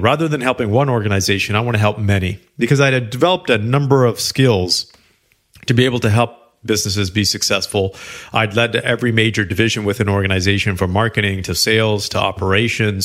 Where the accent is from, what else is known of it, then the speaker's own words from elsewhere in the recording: Canada; I am Canadian